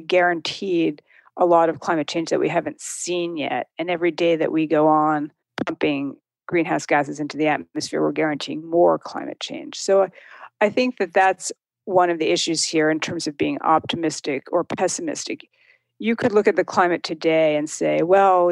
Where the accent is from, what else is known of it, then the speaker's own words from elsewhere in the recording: outside New York City, United States; moved away as an adult; now in Williamstown, United States; I grew up outside New York City